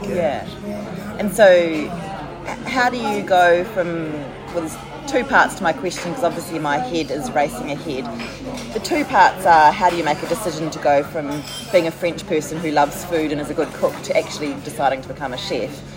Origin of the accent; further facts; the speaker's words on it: New Zealand; also born or lived in France; a New Zealander living in France for a year